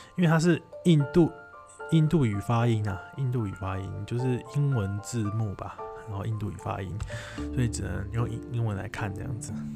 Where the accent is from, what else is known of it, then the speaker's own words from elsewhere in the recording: Taiwan; 就是知道你是从台湾来的，